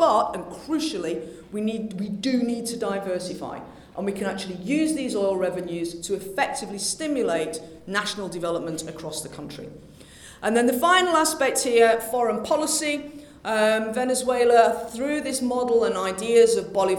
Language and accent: English; United Kingdom; being British